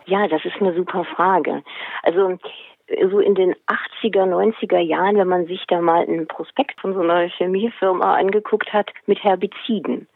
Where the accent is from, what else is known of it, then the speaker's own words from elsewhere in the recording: Hesse, Germany; now in Schleswig-Holstein, Germany; Aufgewachsen bin ich in Hessen